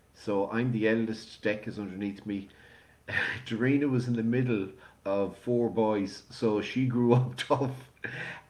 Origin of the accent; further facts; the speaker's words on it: Galway, Connacht, Ireland; we spent the first few years growing up there in the city centre